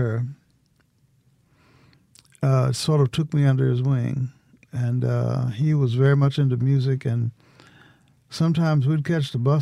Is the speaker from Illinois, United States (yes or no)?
yes; Illinois, United States; moved away as an adult; also born or lived in Tennessee; now in Mississippi, United States; I'm originally from Illinois